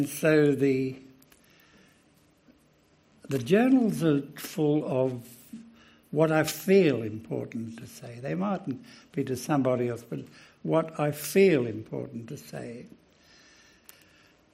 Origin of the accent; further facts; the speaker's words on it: Australia; being Australian and being in a very old continent